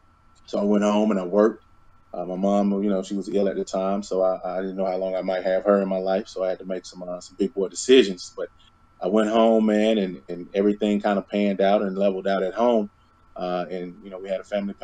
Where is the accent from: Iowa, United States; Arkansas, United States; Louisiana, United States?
Arkansas, United States; North Little Rock; I'm from Little Rock, Arkansas, or rather North Little Rock, Arkansas